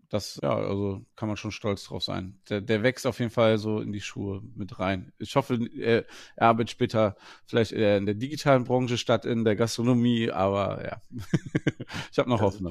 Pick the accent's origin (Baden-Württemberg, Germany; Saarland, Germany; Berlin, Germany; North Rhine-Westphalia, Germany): North Rhine-Westphalia, Germany; Wuppertal; ich komme aus, ursprünglich aus Wuppertal